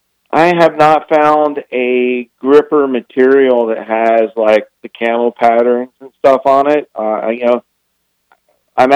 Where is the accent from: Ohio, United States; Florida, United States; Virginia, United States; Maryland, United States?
Florida, United States; moved away; I'm originally from Florida